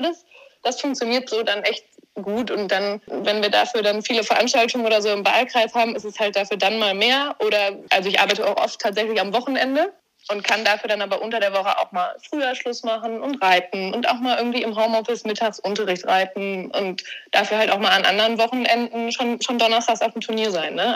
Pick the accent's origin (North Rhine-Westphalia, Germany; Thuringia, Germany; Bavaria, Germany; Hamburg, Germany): North Rhine-Westphalia, Germany; Warendorf; ich komme aus Warndorf, bin hier aufgewachsen.